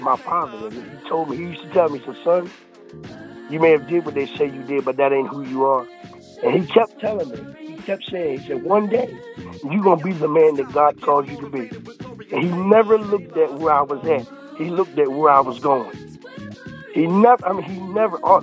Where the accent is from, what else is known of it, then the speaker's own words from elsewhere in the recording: Milford, Delaware, United States; moved away as an adult; now in North Carolina, United States; I was born in Milford, Delaware in 1977.